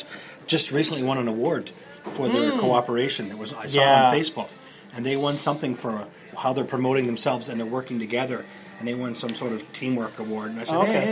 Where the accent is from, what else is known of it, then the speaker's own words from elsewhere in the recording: Moncton, New Brunswick, Canada; When I grew up in Moncton.